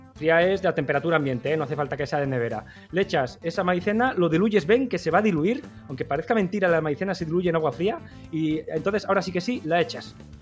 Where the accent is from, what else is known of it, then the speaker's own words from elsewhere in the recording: Basque Country, Spain; los vascos